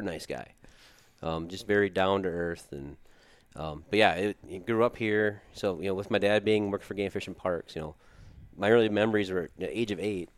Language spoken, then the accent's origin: English; Watertown, South Dakota, United States; I grew up here in Watertown